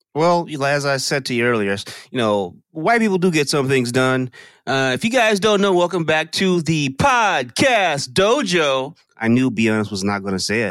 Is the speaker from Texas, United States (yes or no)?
yes; Texas, United States; all my life growing up in Texas